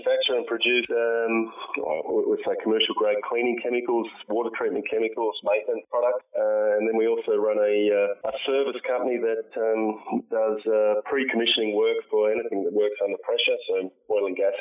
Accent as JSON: {"language": "English", "town": "Perth", "region": "Western Australia", "country": "Australia", "tie": "born or raised there", "said": "I want to see Perth win because it's my hometown"}